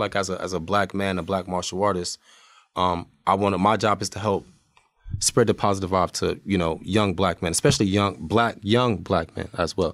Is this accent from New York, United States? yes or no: no; Irvington, New Jersey, United States; moved away; also born or lived in Montclair, New Jersey; I'm from Irvington, crazy over there. I moved to Montclair.